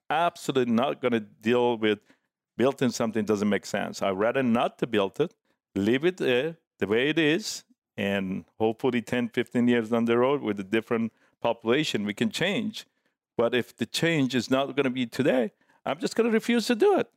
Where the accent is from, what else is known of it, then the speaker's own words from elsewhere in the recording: Tehran, Tehran Province, Iran; English is a second language; also born or lived in San Diego / Orange County; now in Laguna Beach, United States; back in Tehran when I grew up, uh, as a young man